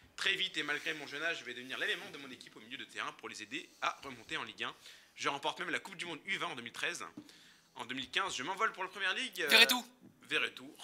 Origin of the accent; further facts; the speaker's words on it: Seine-Saint-Denis, Île-de-France, France; j'en suis originaire